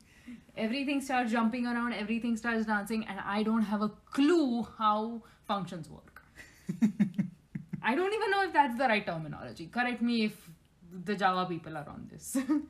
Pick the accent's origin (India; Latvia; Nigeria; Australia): India; moved away